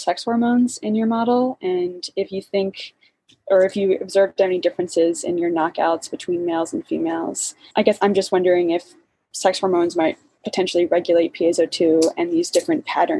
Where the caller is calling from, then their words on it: Boston, Massachusetts, United States; I'm calling in from Boston